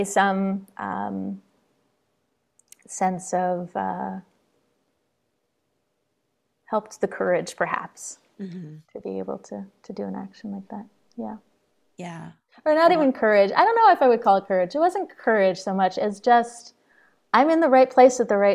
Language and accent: English; Troy, New York, United States; now in Jericho, Vermont, United States; I grew up in Troy, New York, just across the Hudson River